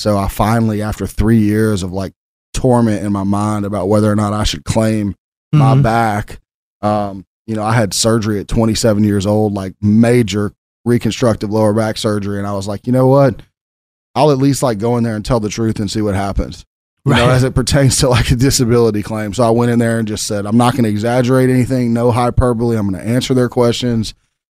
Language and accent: English; Memphis, Tennessee, United States; born or raised there